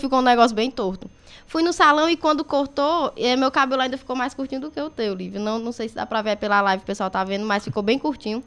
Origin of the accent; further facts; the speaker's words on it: Crateús, Ceará, Brazil; sou natural de Crateús.